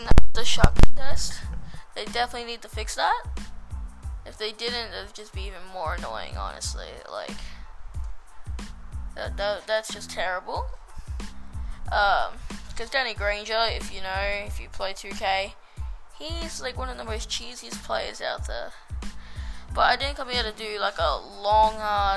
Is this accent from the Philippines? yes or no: no; Australia; I'm an Australian boy.